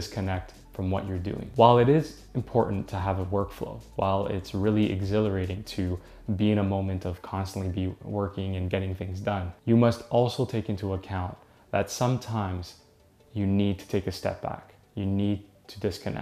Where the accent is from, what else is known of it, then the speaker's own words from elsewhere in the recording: Canada; I'm from Canada